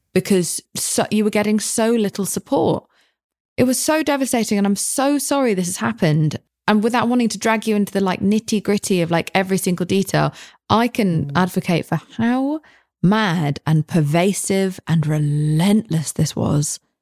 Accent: United Kingdom; I'm British

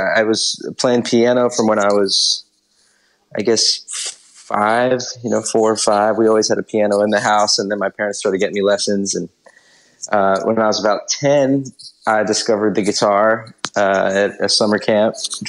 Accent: Greensboro, North Carolina, United States; also born or lived in Philadelphia, Pennsylvania / South Jersey / Dallas, Texas; I grew up mostly in Greensboro, North Carolina. I actually was born in Philadelphia and lived in South Jersey until I was about 6, and then moved to Dallas, Texas for a year. And then right about my 8th birthday, moved to Greensboro

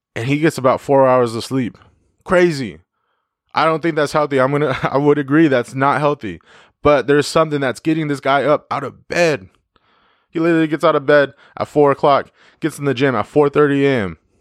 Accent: Yakima, Washington, United States; my hometown

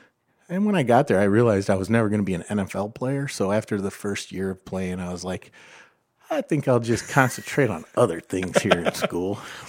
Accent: Perrysburg, Ohio, United States; I grew up in Perrysburg.

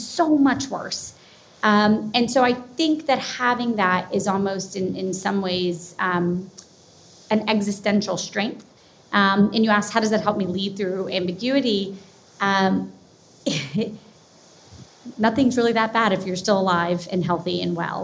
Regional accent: Jacksonville, Florida, United States; also born or lived in Madisonville, Kentucky; I was born in Kentucky, Madisonville, and then moved to Jacksonville, Florida when I was 8 months old. So I'm really in my heart a Floridian

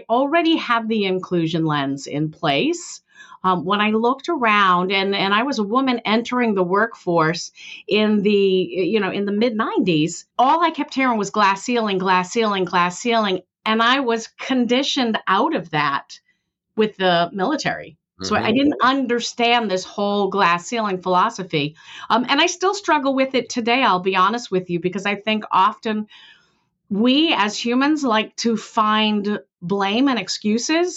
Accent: Billerica, Massachusetts, United States; I grew up, you know, lower class, white lower class in Billerica, Massachusetts

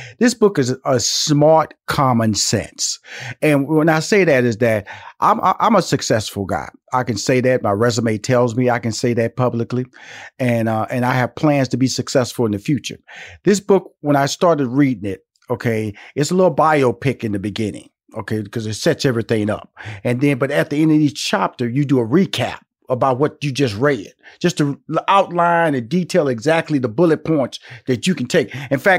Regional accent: Houston, Texas, United States; Now I'm from Houston, Texas. So when you start saying the word gumbo, I know exactly what you're talking about from a culinary perspective.

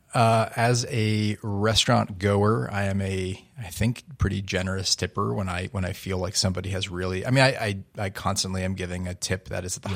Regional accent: Newton, Massachusetts, United States; growing up in my hometown of Newton, Massachusetts

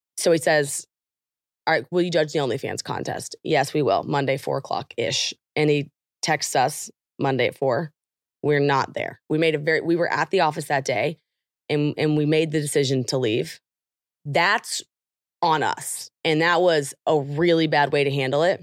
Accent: Oklahoma, United States; I'm from Oklahoma

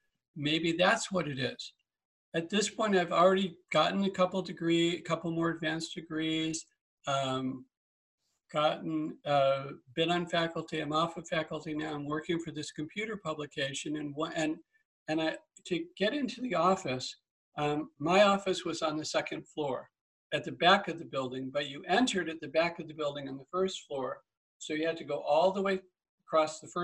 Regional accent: Massachusetts, United States; moved away; also born or lived in Iowa; I was born in Massachusetts

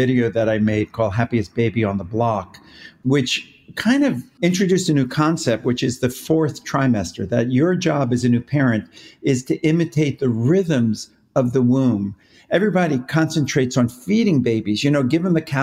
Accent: New York, United States; moved away as an adult; now in Los Angeles, United States; I'm originally a New Yorker, but been out here for a long, long time

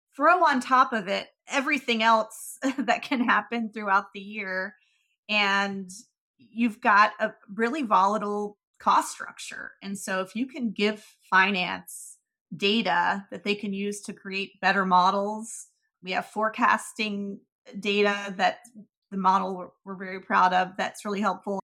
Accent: Marietta, Georgia, United States; I grew up in Marietta, suburb of Atlanta

